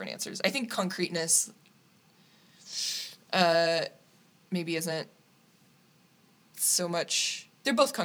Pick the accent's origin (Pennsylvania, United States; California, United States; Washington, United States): Washington, United States; Naselle; moved away as an adult; also born or lived in Astoria, Oregon / Munich, Germany; now in Cologne, Germany; I'm from Nacelle, Washington. Born in Astoria, raised Nacelle, and now currently live in Cologne, Germany